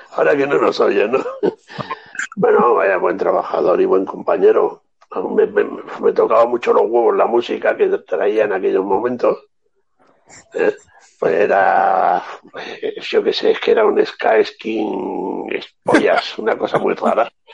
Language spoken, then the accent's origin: Spanish; Andalusia, Spain; se celebra en mi casa en Navidad, la Nochebuena todos los años, como andaluces que somos